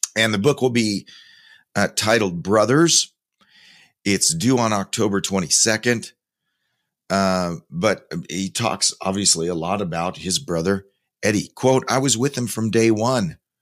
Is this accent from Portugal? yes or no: no; Spokane, Washington, United States; my hometown, Spokane, Washington